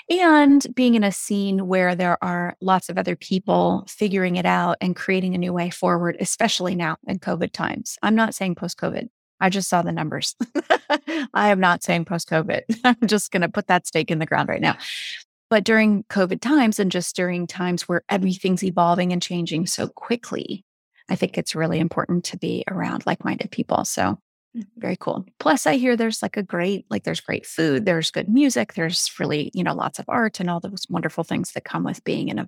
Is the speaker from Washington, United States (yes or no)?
yes; Seattle, Washington, United States; So I grew up in the Seattle area.